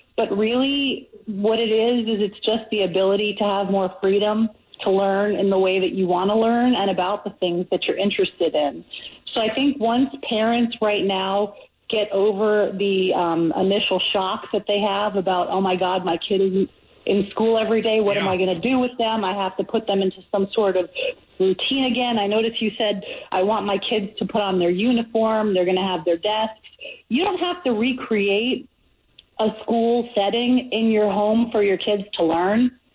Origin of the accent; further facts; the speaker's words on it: New York, United States; also born or lived in California; now in Jacksonville, United States; I was born in 1974 in New York